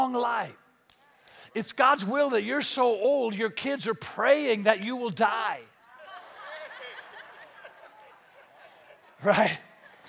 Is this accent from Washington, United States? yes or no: yes; Spanaway, Washington, United States; I grew up in Spanaway. We have pickup trucks